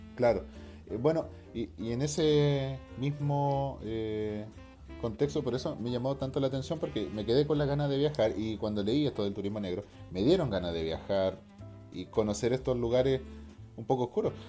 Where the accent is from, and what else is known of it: Norte Grande, Chile